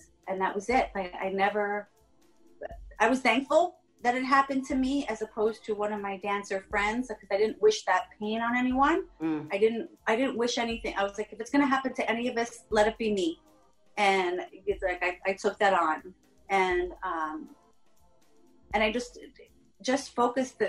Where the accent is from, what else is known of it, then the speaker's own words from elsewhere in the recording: Long Island, New York, United States; I'm a chick from Long Island